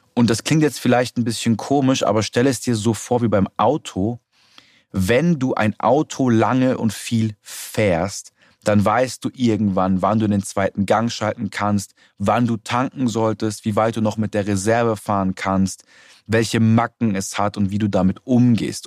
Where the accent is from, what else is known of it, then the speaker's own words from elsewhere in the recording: Germany; bei uns in Deutschland